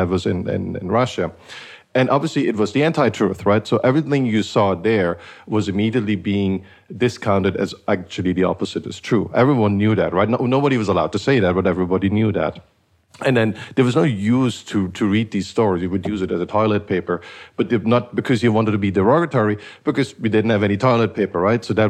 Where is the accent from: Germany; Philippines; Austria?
Germany; Eastern Germany, East Germany; I grew up in Eastern Germany